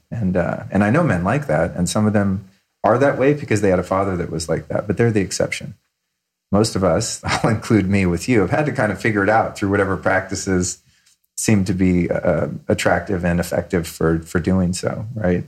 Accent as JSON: {"language": "English", "region": "California", "country": "United States", "tie": "born or raised there", "said": "I grew up in California with my mom"}